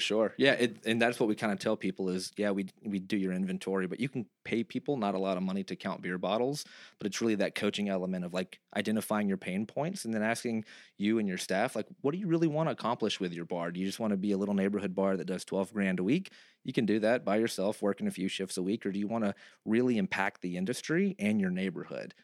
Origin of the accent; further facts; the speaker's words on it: Texas, United States; moved away; I'm from Texas